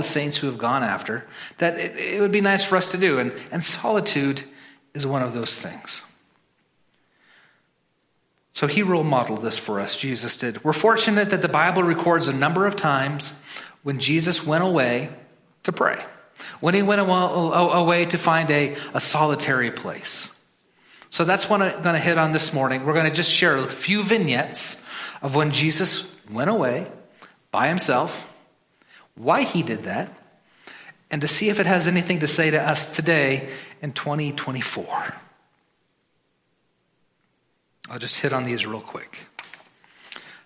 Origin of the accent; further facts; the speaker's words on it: Midwest, United States; I'm from the Midwest.